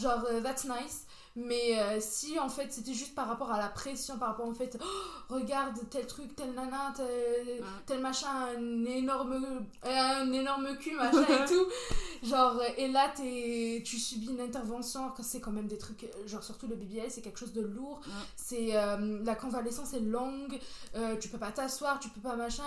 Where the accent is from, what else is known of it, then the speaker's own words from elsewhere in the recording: Béjaïa, Béjaïa Province, Algeria; moved away; J'ai grandi en Algérie, plus précisément à Béjaïa.